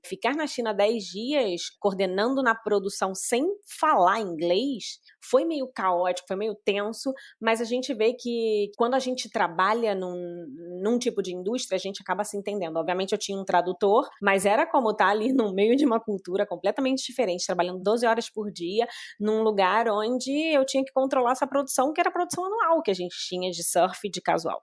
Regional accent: Brazil; moved away as an adult; quando eu saí do Brasil, é, em 2011, eu já tinha trabalhado no Brasil uns nove anos

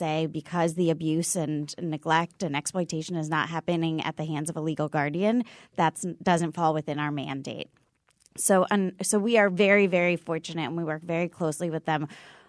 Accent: Washington, District of Columbia, United States; So I come from Washington, D.C., and Connecticut is a nationally leading this effort

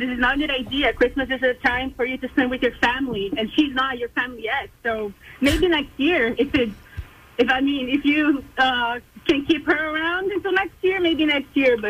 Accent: Brazil; now in Parkville, United States; So I am actually not from the USA. I'm from Brazil, but I'm living in Parkville.

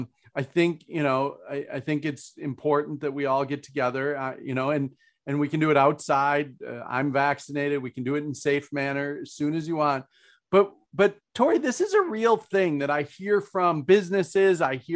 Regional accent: Minnesota, United States; I've been accused of not being very Minnesotan because I'm a Scandinavian who says what I think now and then.

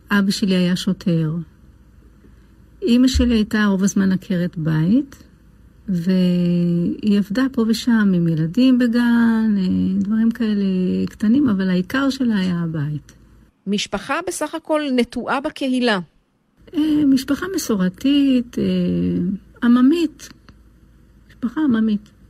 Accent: Lod, Central District, Israel; אני נולדתי בעיר לוד.

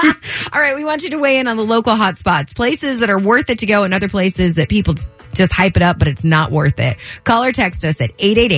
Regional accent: Southern California, United States; I am born and raised in Southern California

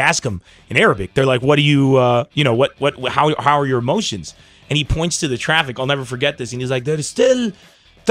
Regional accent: San Diego, California, United States; moved away; also born or lived in Lebanon; I come from San Diego

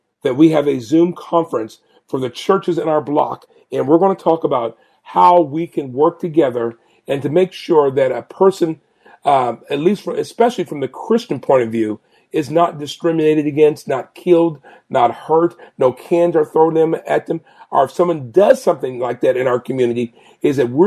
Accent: Portland, Oregon, United States; also born or lived in Huntsville, Alabama / Washington, D.C.; I was born and raised here in Portland

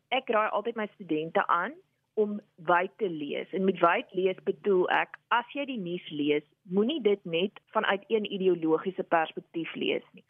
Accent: Upington, Northern Cape, South Africa; moved away; ek het groot geword in Appington in die Noord-Kaap

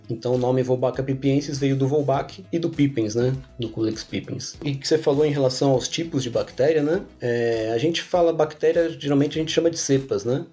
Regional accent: São Paulo, Brazil; eu sou paulista aqui da capital, né, paulista paulistano

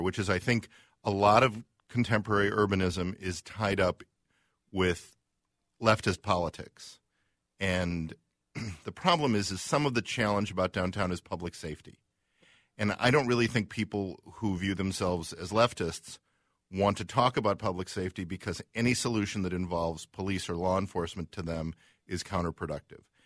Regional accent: Chicago, Illinois, United States; now in Minneapolis, United States; we're from Chicago

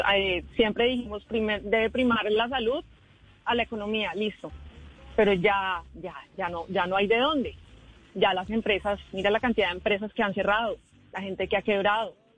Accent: San Andrés, San Andrés and Providencia, Colombia; nosotros los que somos de San Andrés, los raizales

